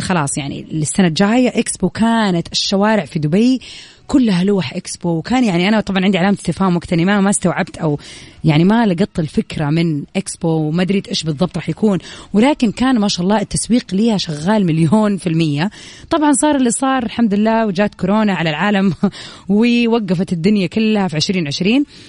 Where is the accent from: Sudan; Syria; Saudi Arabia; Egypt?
Saudi Arabia; عندنا في السعوديه